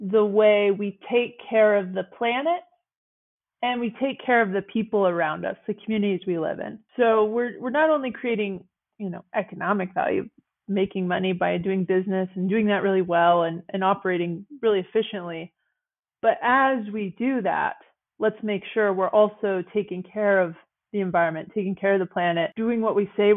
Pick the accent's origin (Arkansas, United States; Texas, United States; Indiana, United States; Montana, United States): Montana, United States; Big Timber; also born or lived in East Coast / New York; Big Timber is in Montana in the United States. It's a very rural ranching, agricultural community. And I grew up here